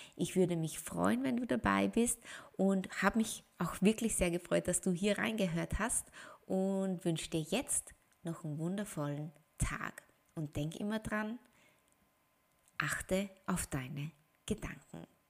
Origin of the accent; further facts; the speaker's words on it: Austria; Ich bin Österreicherin